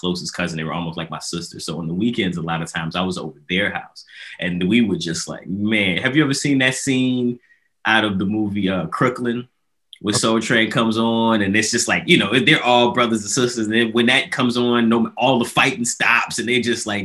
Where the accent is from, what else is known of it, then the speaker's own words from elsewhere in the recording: Chicago, Illinois, United States; I grew up in Chicago, South Side